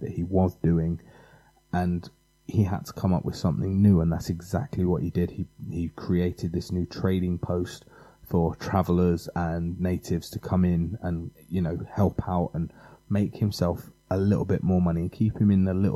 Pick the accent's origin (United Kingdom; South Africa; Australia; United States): United Kingdom; England; being English